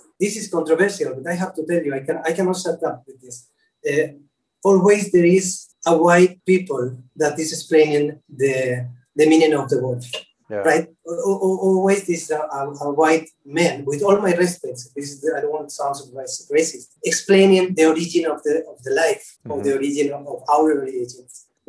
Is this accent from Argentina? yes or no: yes; Argentina; born there; English is a second language; I am totally agree with that because I was born in Argentina. I am Spanish. And I have some kind of roots, Native American, from the South America.